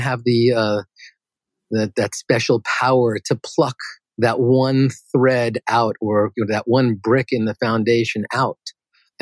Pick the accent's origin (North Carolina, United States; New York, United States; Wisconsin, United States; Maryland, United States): New York, United States; New York City; I grew up in Queens, New York